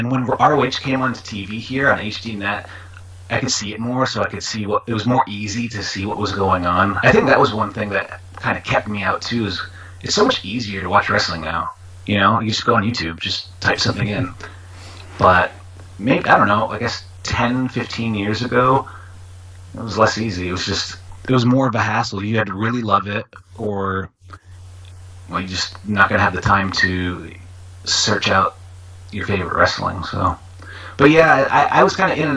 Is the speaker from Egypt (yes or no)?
no; New York, United States; growing up in New York